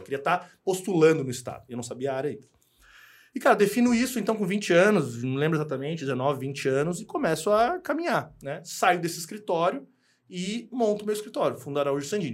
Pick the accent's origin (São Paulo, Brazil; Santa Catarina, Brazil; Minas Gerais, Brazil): Santa Catarina, Brazil; Garopaba; also born or lived in Rio Grande do Sul; Eu fui criado em Garopaba